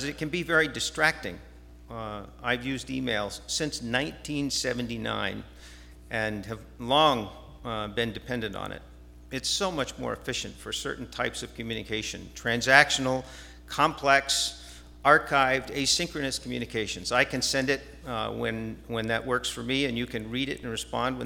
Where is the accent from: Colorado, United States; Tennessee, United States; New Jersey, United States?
New Jersey, United States; moved away; I grew up in New Jersey